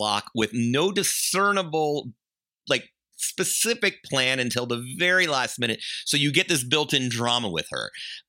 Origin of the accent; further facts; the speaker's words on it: the South, United States; I'm a Southerner.